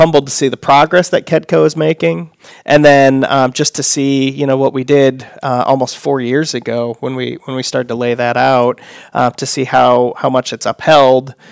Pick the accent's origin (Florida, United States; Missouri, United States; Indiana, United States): Indiana, United States; Fort Wayne; born and raised in Fort Wayne. Live there now.